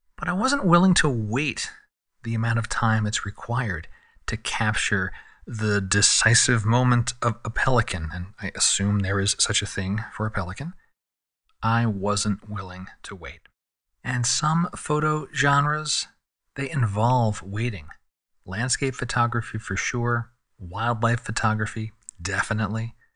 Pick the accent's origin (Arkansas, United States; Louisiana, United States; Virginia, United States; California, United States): California, United States; San Diego; here in San Diego, my hometown